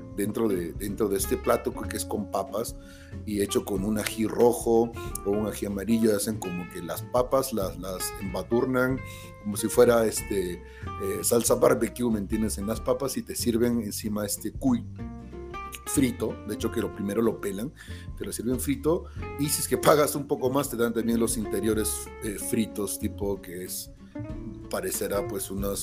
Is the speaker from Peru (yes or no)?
yes; Peru; yo que soy peruano